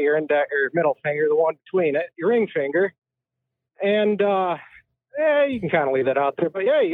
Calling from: Michigan, United States; I'm calling from the actual Mitten State.

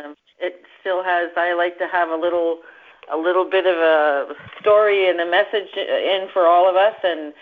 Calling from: East Coast of Canada, Canada; I'm calling from the East Coast of Canada.

